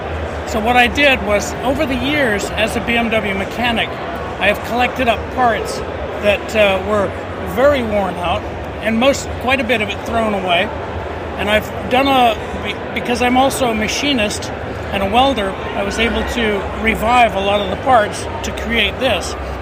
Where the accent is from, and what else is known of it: Montreal, Quebec, Canada